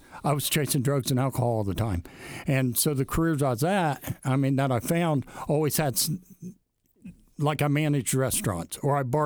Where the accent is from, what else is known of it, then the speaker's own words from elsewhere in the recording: Alexandria, Indiana, United States; I grew up in Alexandria